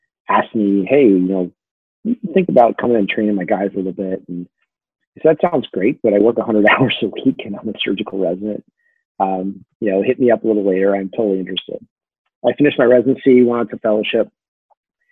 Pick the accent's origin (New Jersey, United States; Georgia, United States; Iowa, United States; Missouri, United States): New Jersey, United States; moved away as an adult; also born or lived in Massachusetts / Philadelphia / Kansas City; I grew up in New Jersey